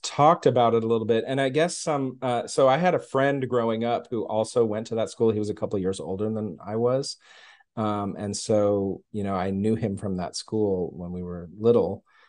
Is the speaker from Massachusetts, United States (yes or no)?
no; Houston, Texas, United States; also born or lived in New York; now in Austin, United States; I was born in New York. My family was born in New York, and we moved to Texas in the early nineteen seventies, like nineteen seventy-one, I guess, and I was, like, one and a half